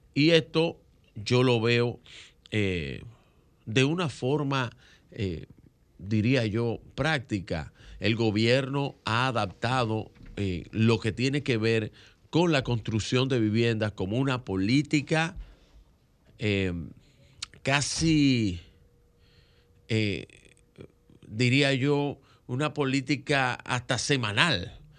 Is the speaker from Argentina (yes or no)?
no; Dominican Republic; como dominicanos